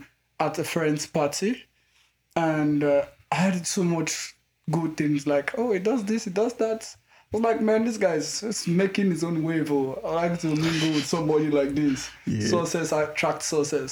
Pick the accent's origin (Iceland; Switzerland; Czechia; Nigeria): Nigeria; Imo; now in Regina, Canada; I'm from Nigeria